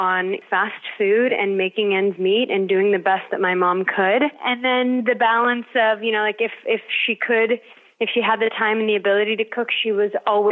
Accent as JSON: {"language": "English", "town": "Los Angeles", "region": "California", "country": "United States", "tie": "born or raised there", "said": "I grew up in Los Angeles"}